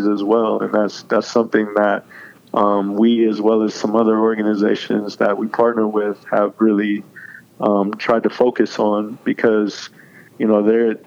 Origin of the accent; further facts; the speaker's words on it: Oakland, California, United States; I was born and raised in Oakland